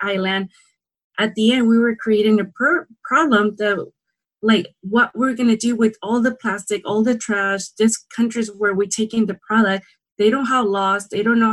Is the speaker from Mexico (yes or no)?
yes; San Quintín, Baja California, Mexico; I grew up in San Quintin, Baja California, Mexico.